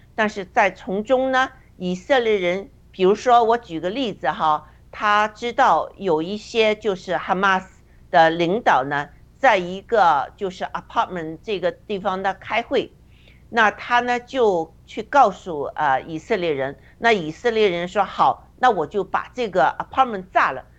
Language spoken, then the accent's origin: Chinese; China; 就像我们在中共中共国成长的人一样